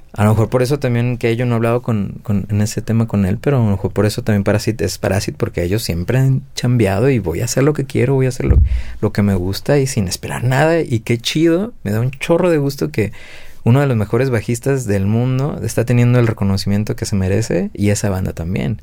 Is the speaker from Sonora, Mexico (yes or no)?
no; Guadalajara, Jalisco, Mexico; yo que soy de acá de Guadalajara también